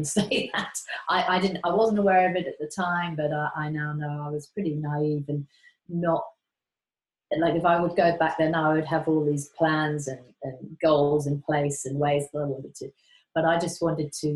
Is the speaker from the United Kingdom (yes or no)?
yes; Surrey and Sussex, South East England, United Kingdom; moved away as an adult; also born or lived in Manchester, England / London, England; now in Queensland, Australia; I was born in Manchester, but lived most of my life in the south of England, Surrey and Sussex.